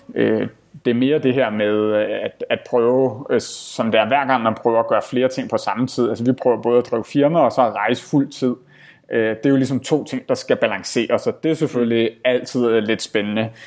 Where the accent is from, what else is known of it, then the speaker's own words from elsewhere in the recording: Denmark; moved away as an adult; som danskere